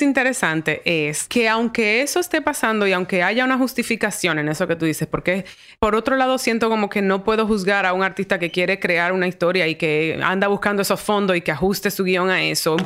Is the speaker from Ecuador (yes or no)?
no; Dominican Republic; moved away as an adult; also born or lived in New York; mi identidad como dominicana